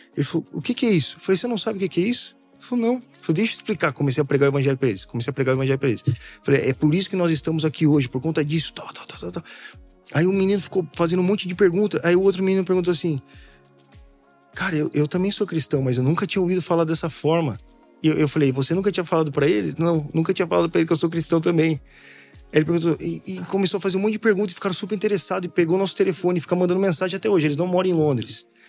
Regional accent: Brazil; como um bom brasileiro

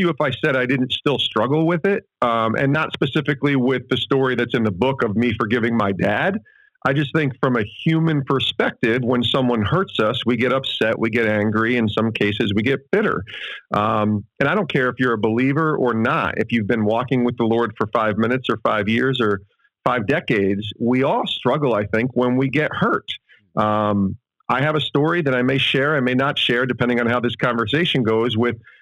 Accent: Ravena, New York, United States; also born or lived in Penfield, New York; grew up in, as upstate as where you guys are, but in the Albany area and a little town called Ravenna

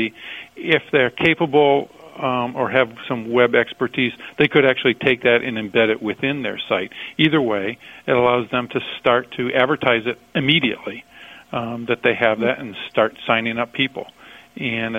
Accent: New Hampshire, United States; I told you I was from New Hampshire

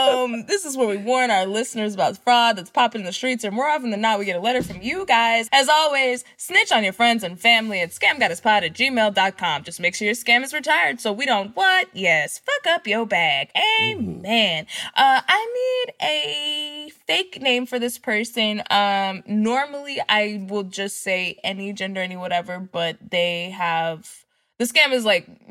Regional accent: Dallas, Texas, United States; I'm from Dallas

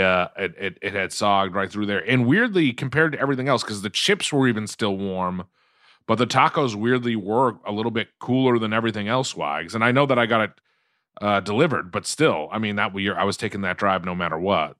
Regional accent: Quincy, Massachusetts, United States; now in Los Angeles, United States; growing up in Quincy

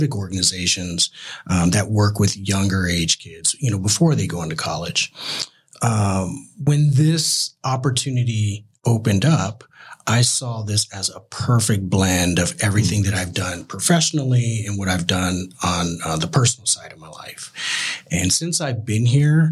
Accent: Tucson, Arizona, United States; also born or lived in California; now in Phoenix, United States; Growing up in Tucson, a little smaller town than Phoenix, but very close knit. A very family oriented community that I grew up in.

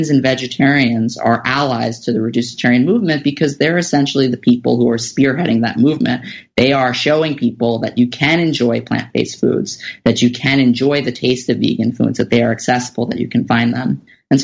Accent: New York City, New York, United States; I grew up in Staten Island, New York

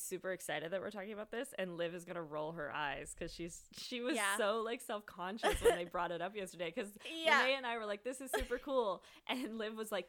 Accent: Sydney, Nova Scotia, Canada; born or raised there

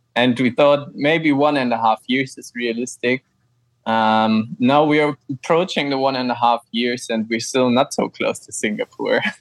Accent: Frankfurt, Hesse, Germany; moved away as an adult; also born or lived in Austria; I'm from Germany, from Frankfurt

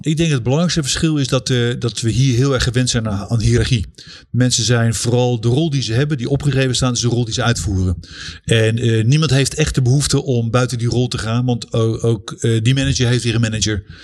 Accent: Netherlands; moved away; we als Nederlanders

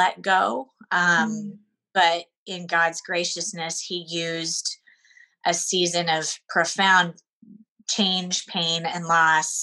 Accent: Seattle, Washington, United States; moved away as an adult; now in Connecticut, United States; I grew up in Seattle, so I was raised on the West Coast, very used to that culture.

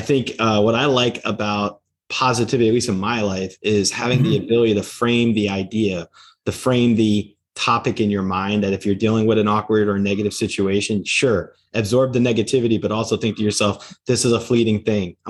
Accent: United States; I'm from the United States.

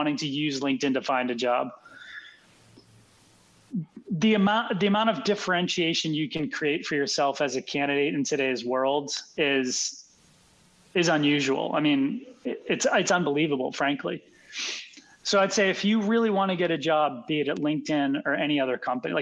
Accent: Boston, Massachusetts, United States; also born or lived in Philadelphia; I grew up in Boston

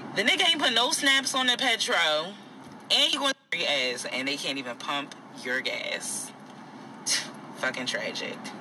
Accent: New Jersey, United States; I'm from New Jersey, and so I never grew up pumping my gas.

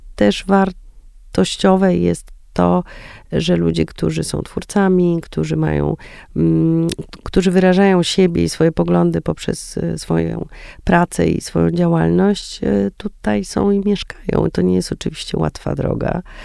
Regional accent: Warsaw, Masovian Voivodeship, Poland; ja jestem warszawianką

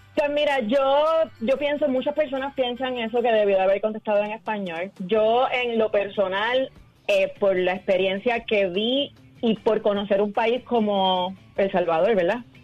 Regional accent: Puerto Rico; nosotros como puertorriqueños

